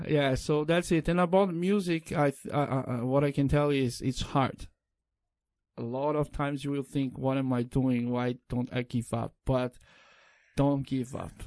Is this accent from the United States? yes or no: no; Brazil; English is a second language; also born or lived in São Paulo; in Brazil we go to the school